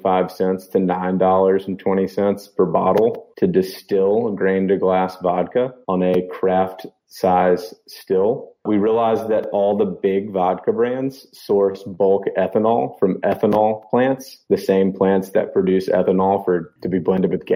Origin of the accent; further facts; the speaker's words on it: Memphis, Tennessee, United States; also born or lived in Virginia / Mississippi; born and raised in Memphis